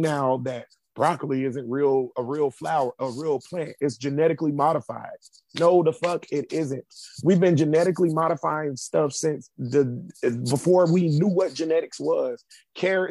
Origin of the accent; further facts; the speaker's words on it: Jacksonville, Florida, United States; I grew up in Grand Park. It's down the street from a store called Standard Feed in Jacksonville